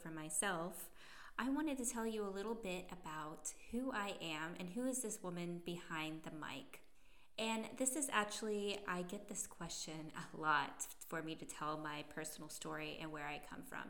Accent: California, United States; moved away as an adult; also born or lived in Salzburg, Austria / New Zealand; now in Berlin, Germany; I am an American and I'm originally from California. But I am based here in Berlin, Germany.

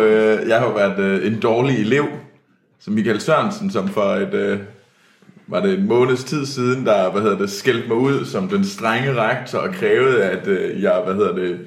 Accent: Denmark; der kommer jeg simpelthen for meget fra Jylland

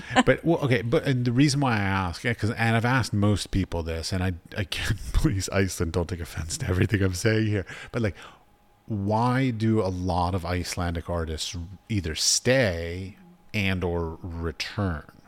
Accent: Washington, District of Columbia, United States; moved away as an adult; also born or lived in United Arab Emirates; I grew up in Washington, D.C.

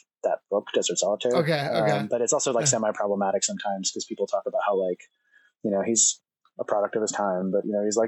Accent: New Jersey, United States; moved away as an adult; also born or lived in New York City; now in Oregon, United States; I grew up in Jersey

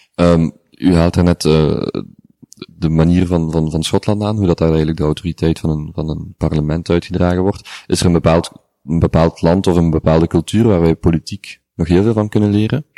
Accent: Genk, Flanders, Belgium; ik ben van Genk

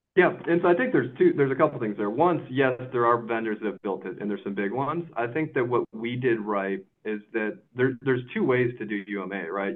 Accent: Chicago, Illinois, United States; also born or lived in Kansas City; I was from Chicago.

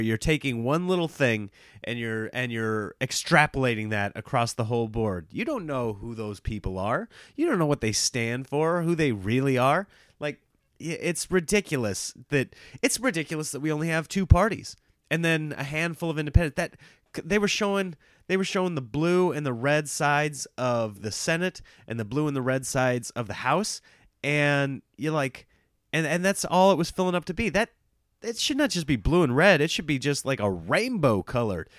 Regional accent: Nebraska, United States; moved away; I grew up in Nebraska, which was by and large a red state

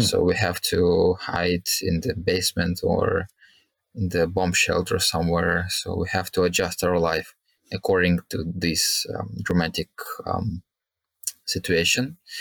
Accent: Kharkiv, Kharkiv Oblast, Ukraine; moved away as an adult; now in Dnipro, Ukraine; originally I'm from a city called Kharkiv, which is 40 kilometers away from the border with Russia

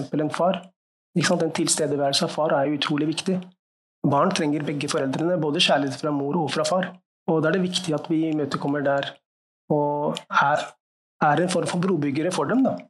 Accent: Norway; så jeg tenkte jeg nå er det på tide å

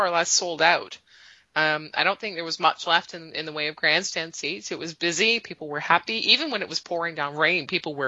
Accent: Canada; I'm Canadian

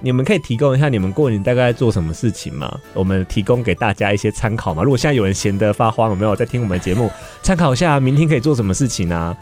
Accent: Kaohsiung, Taiwan; 我高雄人

